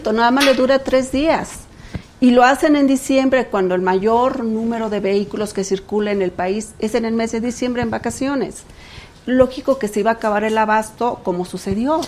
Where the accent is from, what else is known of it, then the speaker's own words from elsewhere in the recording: Hidalgo, Mexico; Yo soy de Hidalgo